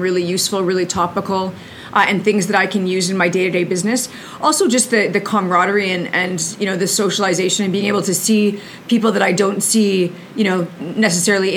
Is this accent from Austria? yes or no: no; Brandon, Manitoba, Canada; now in Winnipeg, Canada; I was born in Brandon. I moved to Winnipeg when I was about 12 years old. I went to school here, did law school here